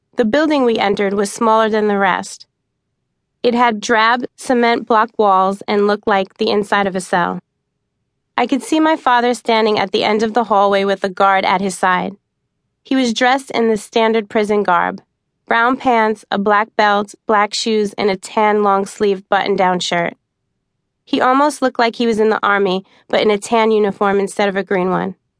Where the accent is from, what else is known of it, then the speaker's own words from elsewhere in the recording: New York City, New York, United States; also born or lived in southern Arizona; now in Arizona, United States; When I was a kid growing up in New York, I used to love to play hide and seek among the trees in our backyard in Staten Island